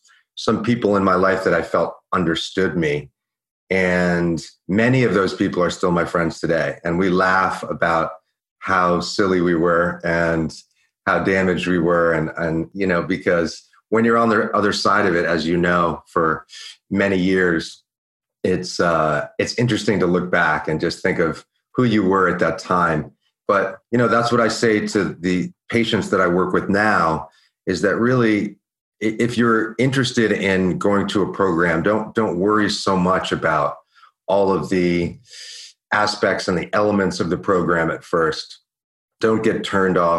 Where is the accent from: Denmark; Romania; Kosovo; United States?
United States; Washington, D.C. and New York, East Coast; moved away as an adult; also born or lived in Venice, California; I grew up on the East Coast in Washington, D.C. and New York in a fairly affluent family